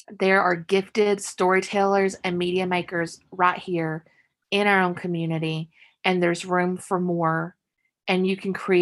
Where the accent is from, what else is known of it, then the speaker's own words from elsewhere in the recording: Letcher County, Kentucky, United States; I grew up in Letcher County, Kentucky